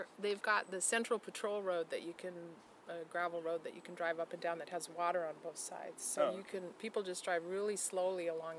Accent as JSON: {"language": "English", "town": "Portland", "region": "Oregon", "country": "United States", "tie": "born or raised there", "said": "So I was born in Portland, and I've lived in Oregon all my life, even though I've worked in other places."}